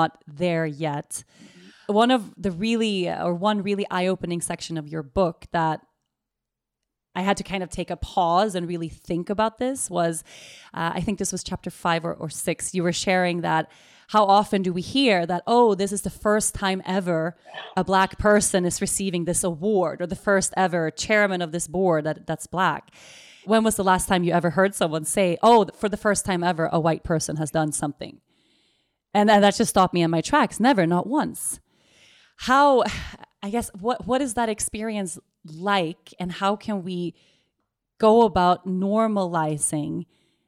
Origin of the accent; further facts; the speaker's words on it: Sweden; moved away; I'm Swedish, born and raised in Sweden.